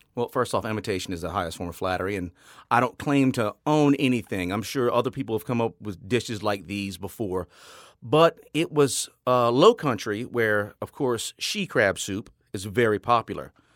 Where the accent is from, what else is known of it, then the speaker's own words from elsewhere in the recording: Rayne, Louisiana, United States; moved away; also born or lived in New Orleans; Born and raised in Rain, Louisiana